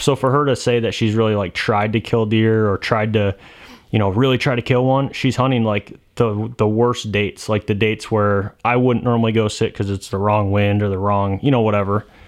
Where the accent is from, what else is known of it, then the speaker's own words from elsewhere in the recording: Michigan, United States; I'm from Michigan